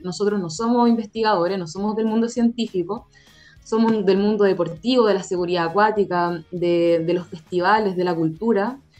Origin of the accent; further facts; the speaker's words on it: San Felipe, Valparaíso, Chile; Yo soy de San Felipe, por ejemplo, ah, de, de, la región de Valparaíso